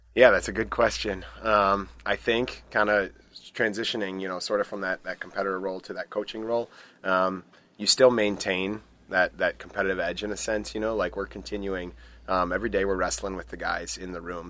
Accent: Stillwater, Minnesota, United States; moved away as an adult; now in Eau Claire, United States; I'm originally from Stillwater, Minnesota, so just across the border

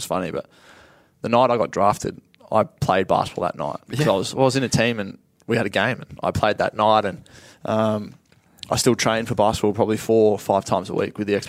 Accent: Sale, Victoria, Australia; also born or lived in Canberra; I was from Sale

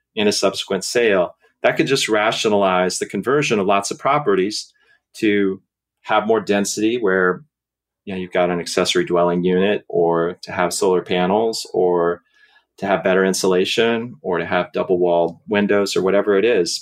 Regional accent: Seattle, Washington, United States; when I was a kid growing up in Seattle

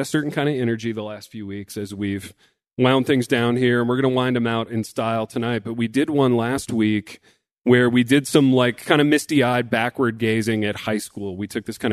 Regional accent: Hartford City, Indiana, United States; I was graduating from Blackford County High School there in Empty Factory, Indiana, Hartford City

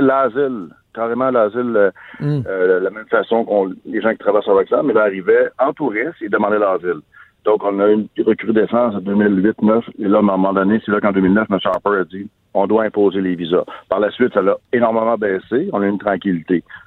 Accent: Canada; chez nous au Canada

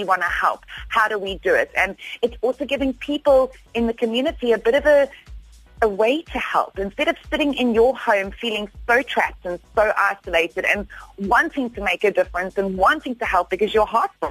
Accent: South Africa; we are as a South African people

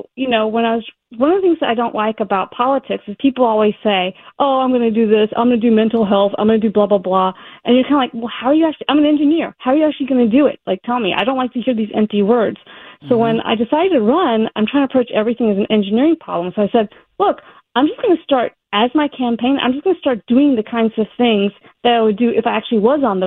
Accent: Alabama, United States; moved away; also born or lived in Massachusetts / California; We moved to Alabama. I grew up there.

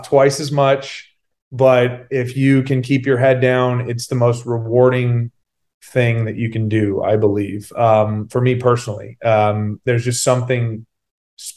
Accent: Sacramento, California, United States; my hometown of Sacramento

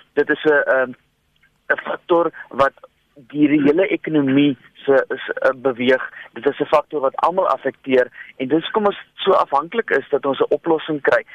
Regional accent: South Africa

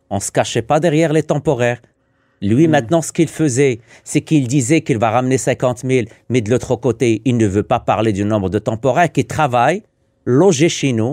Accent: Quebec, Canada; Et moi, ça m'écœure en tant que Québécois.

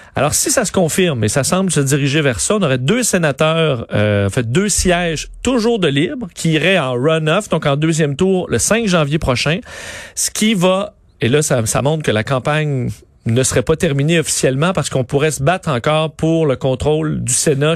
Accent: Quebec, Canada; chez nous au Québec

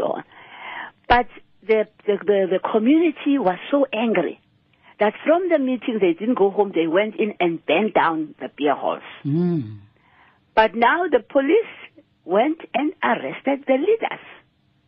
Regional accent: Cape Town, Western Cape, South Africa; moved away as an adult; also born or lived in Manchester, United Kingdom / Transkei; I was born and bred in Langa, in the Kaap

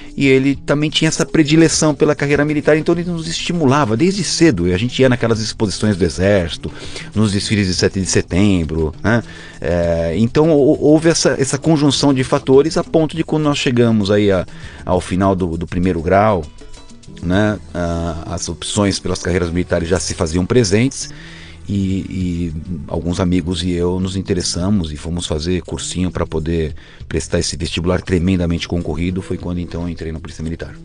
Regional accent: São Paulo, Brazil; Aqui em São Paulo, a gente nasceu na Zona Norte

